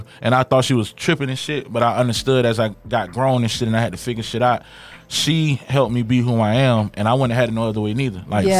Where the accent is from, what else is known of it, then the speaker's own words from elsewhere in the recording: Tallahassee, Florida, United States; North Florida legend, man. Tallahassee, Florida, man. Represent 850 all day, man.